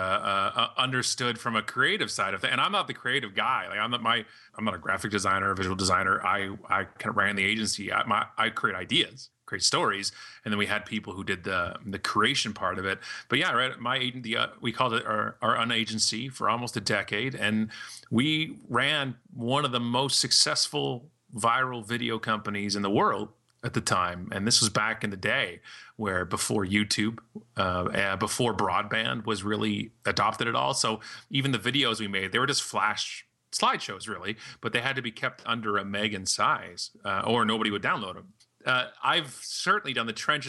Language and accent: English; Canada; proudly Canadian